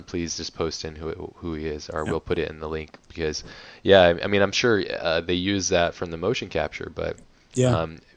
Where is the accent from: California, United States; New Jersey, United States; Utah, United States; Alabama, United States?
California, United States; San Diego; here across the pond, basically, in San Diego, my hometown